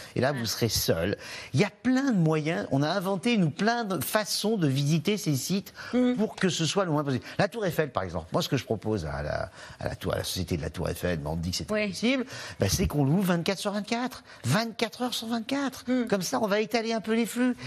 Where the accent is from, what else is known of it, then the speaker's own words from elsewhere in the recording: Cantal, Auvergne-Rhône-Alpes, France; dans le Cantal, chez moi